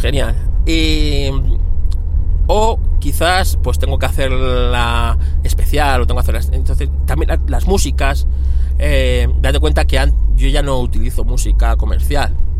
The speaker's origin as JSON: {"language": "Spanish", "country": "Spain", "said": "somos españoles"}